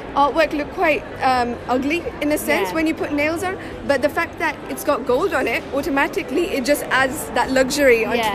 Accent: Leicester, East Midlands, United Kingdom; Yes, that's correct.

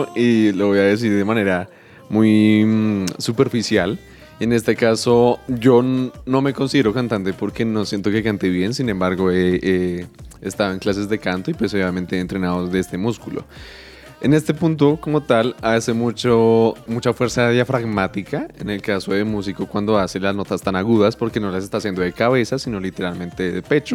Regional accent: Colombia

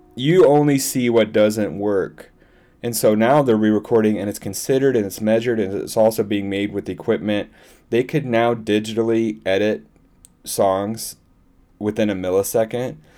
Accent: Iowa City, Iowa, United States; also born or lived in Dublin; I was born in Iowa City

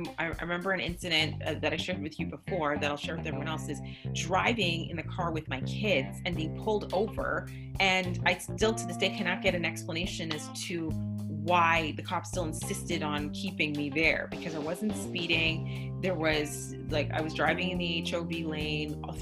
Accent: Canada; I'm from Canada.

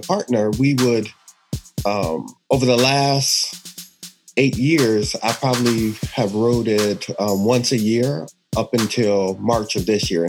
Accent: Milwaukee, Wisconsin, United States; moved away as an adult; also born or lived in Memphis, Tennessee / Hanover, New Hampshire; now in Auburn, United States; I'm from Wisconsin, I think. Since I've known you in the run community, I was in Tennessee then. Mm-hmm. But no, Wisconsin born and bred

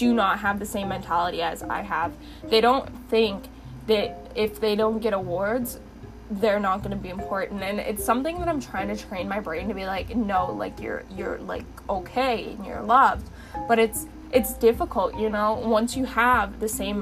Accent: London, Ontario, Canada; I grew up in London, and my sister had graduated with so many awards.

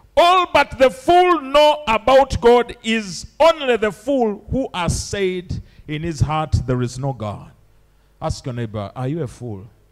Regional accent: Uganda; I'm from Uganda

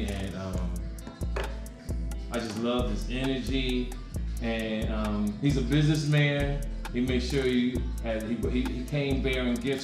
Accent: Jersey City, New Jersey, United States; I grew up in Jersey City

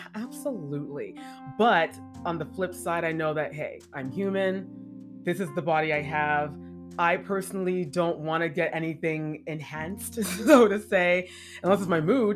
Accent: Jamaica; You know, I'm black and I'm black Jamaican.

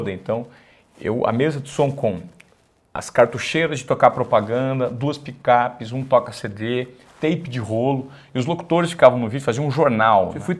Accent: Presidente Venceslau, São Paulo, Brazil; Sou de Presidente Venceslau.

